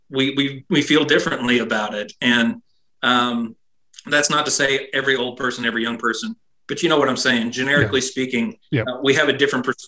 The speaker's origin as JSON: {"language": "English", "country": "United States", "said": "I'm proud to be an American"}